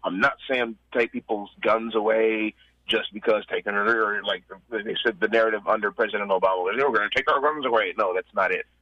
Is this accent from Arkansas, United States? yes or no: yes; Little Rock, Arkansas, United States; I'm from Little Rock.